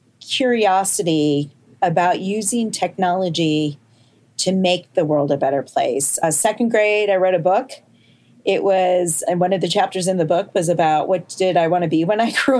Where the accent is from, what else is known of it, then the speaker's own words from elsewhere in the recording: Champaign, Illinois, United States; So I grew up in Champaign, Illinois